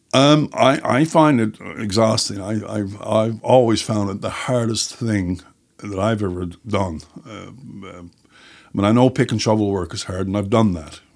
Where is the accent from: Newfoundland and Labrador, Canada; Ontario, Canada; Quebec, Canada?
Newfoundland and Labrador, Canada; St. John's; also born or lived in Jerseyside, Placentia Bay; I was born in Saint John's, uh, and then when I was about, uh, eight, I guess it was, uh, we moved to Jersey Side in Placentia Bay